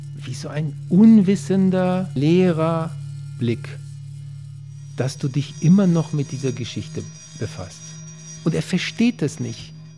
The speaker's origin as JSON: {"language": "German", "country": "Poland", "moved": "yes", "lives_now": "Berlin, Germany", "said": "ich komme aus Polen natürlich und meine Eltern"}